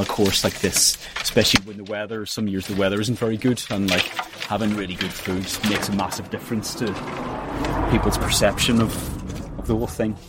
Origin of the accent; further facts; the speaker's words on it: Northern Ireland, United Kingdom; moved away as an adult; also born or lived in Manchester, United Kingdom; now in County Wicklow, Ireland; I grew up in Northern Ireland